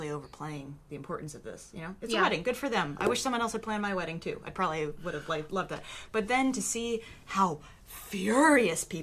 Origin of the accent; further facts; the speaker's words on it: United States; as an American